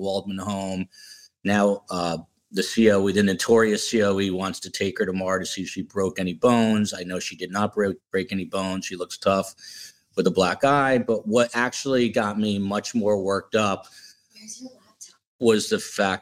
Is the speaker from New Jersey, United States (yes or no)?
yes; New Jersey, United States; moved away as an adult; also born or lived in Manhattan, New York / Washington, D.C. / Tucson, Arizona; now in Miami, United States; I am from the East Coast, New Jersey